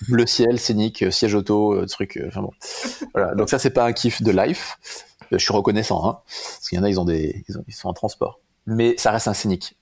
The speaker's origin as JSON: {"language": "French", "town": "Bayonne", "region": "Nouvelle-Aquitaine", "country": "France", "tie": "born or raised there", "moved": "yes", "lives_now": "Bordeaux, France", "said": "je suis né à Bayonne il y a 34 ans"}